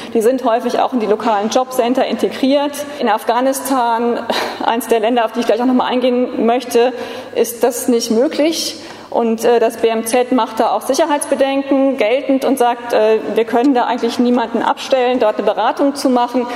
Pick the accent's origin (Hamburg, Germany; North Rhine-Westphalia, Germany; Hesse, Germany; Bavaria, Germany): Hesse, Germany; Frankfurt; Ich komme eben aus Frankfurt